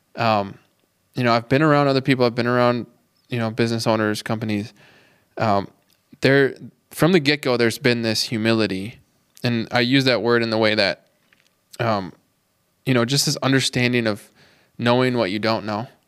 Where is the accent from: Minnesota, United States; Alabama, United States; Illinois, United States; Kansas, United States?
Minnesota, United States; Minneapolis; moved away as an adult; now in Duluth, United States; I'm from the Twin Cities